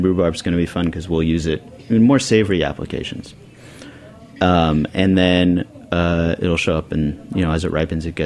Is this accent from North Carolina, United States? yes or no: no; Bonny Doon, California, United States; also born or lived in New York City; now in South Orange, United States; I didn't even grow up in Santa Cruz. I grew up in Bonny Doon, which is just... We don't even have traffic lights. It's just the mountains